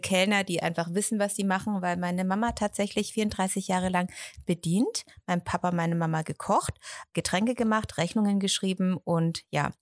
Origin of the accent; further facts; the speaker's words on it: Erlangen, Bavaria, Germany; Ich bin in Erlangen aufgewachsen